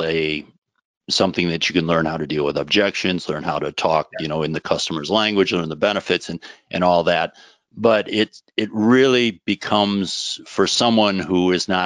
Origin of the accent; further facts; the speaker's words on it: Minneapolis suburbs, Chicago suburbs, Midwest, United States; Midwesterner. So first 10 years in the Minneapolis suburbs, second 10 years in the Chicago suburbs, and pretty much just, you know, stuck around there for the first 20 years of my life